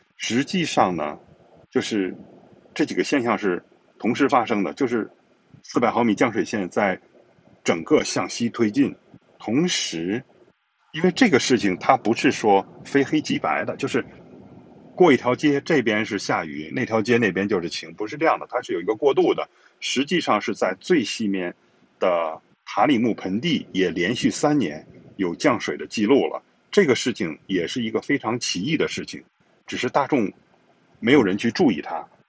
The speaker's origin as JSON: {"language": "Chinese", "country": "China", "said": "我们中国人以工业自强而骄傲"}